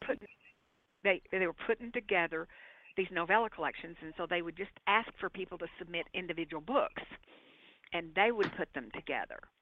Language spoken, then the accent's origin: English; Arkansas, United States; moved away; I was born and I grew up in Arkansas